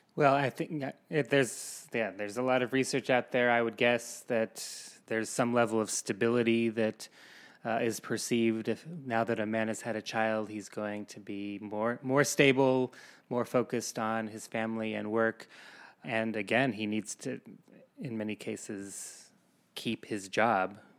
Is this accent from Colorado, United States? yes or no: yes; Colorado, United States; now in New York City, United States; I grew up in Colorado, and I have no family here